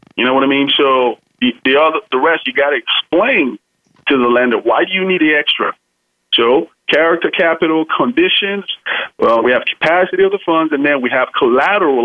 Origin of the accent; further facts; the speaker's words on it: Nigeria; now in United States; I'm from originally from Nigeria, but uh, of course, I'm, I'm an American citizen now